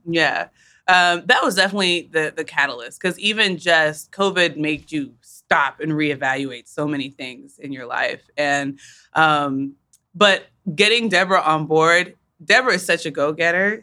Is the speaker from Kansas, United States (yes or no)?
yes; Wichita, Kansas, United States; moved away; we're from Wichita. Uh, our parents migrated um, to the states from Uganda